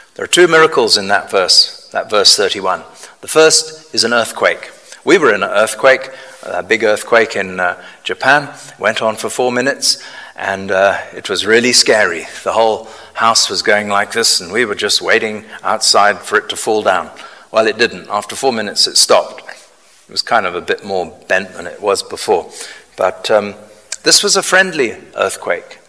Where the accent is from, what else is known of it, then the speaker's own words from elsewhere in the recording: United Kingdom; we're very reserved as British people.